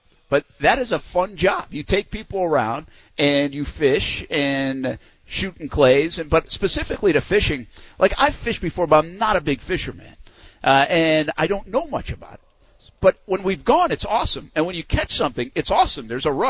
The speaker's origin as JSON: {"language": "English", "town": "East Providence", "region": "Rhode Island", "country": "United States", "tie": "born or raised there", "moved": "yes", "said": "where I grew up in New England, a lot of my family had grown up near the water, not about half hour from where we were in East Providence"}